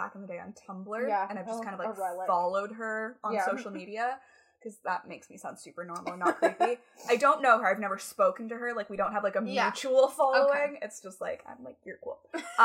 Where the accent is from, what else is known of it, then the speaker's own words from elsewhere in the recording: Canada; we're from Canada